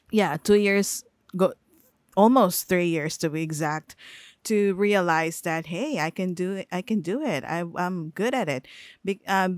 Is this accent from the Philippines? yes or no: yes; Philippines; English is a second language; I am a Filipino. I am not born in the US. I am based in the Philippines. The household is speaking in the Filipino language